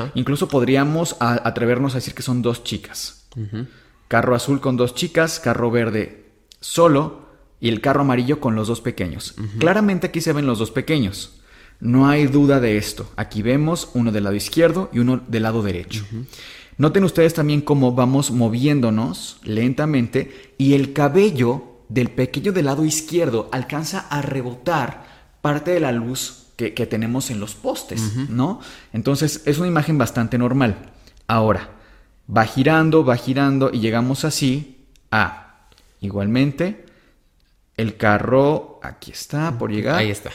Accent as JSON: {"language": "Spanish", "country": "Mexico"}